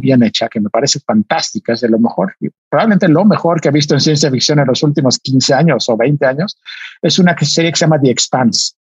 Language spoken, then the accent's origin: Spanish; Mexico; con otros nueve mexicanos, artistas, yo era el único científico